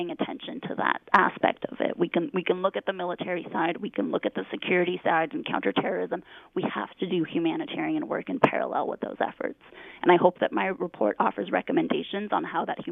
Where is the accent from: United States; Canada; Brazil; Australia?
Canada; as a Canadian